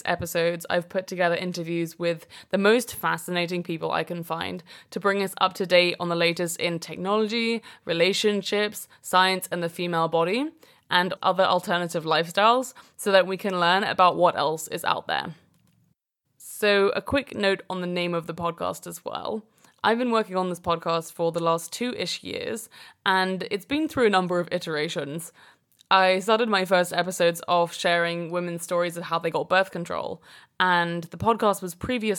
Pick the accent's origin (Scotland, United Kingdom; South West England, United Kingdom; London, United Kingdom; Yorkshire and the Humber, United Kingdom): London, United Kingdom; also born or lived in Brooklyn, New York; now in New York, United States; I currently live in Brooklyn, New York, and I'm originally from London in England.